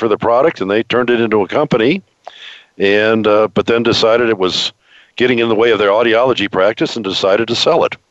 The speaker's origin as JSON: {"language": "English", "region": "Ohio", "country": "United States", "tie": "born or raised there", "said": "I grew up in suburbia in Ohio"}